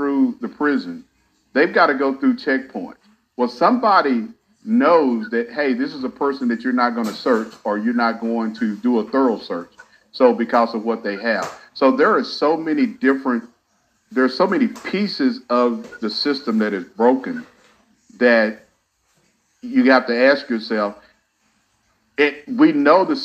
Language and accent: English; Hobbs, New Mexico, United States; I started out working at a county jail back home in New Mexico